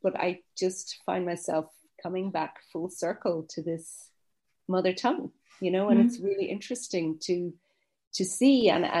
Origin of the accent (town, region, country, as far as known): Ireland